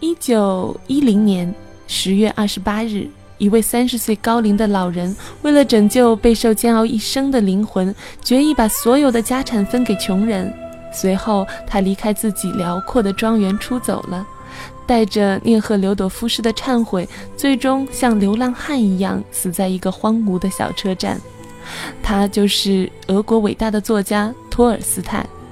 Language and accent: Chinese; China; 我们中国人